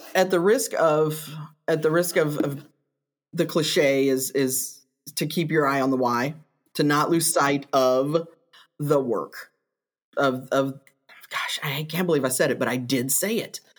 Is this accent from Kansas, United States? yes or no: no; Kentucky, United States; moved away as an adult; now in Missouri, United States; I grew up in Kentucky and did my teacher prep there and then came to Missouri